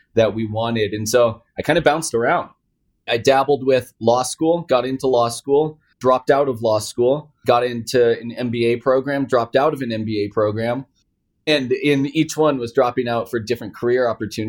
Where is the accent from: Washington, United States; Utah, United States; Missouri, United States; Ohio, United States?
Washington, United States; Seattle; also born or lived in Palo Alto, California; I was raised in the Seattle area around tech my entire life.